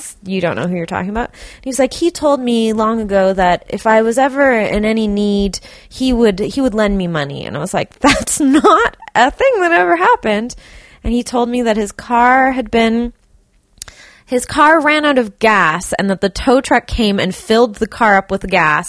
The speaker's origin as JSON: {"language": "English", "town": "Burnaby", "region": "British Columbia", "country": "Canada", "tie": "born or raised there", "said": "I grew up in Burnaby also"}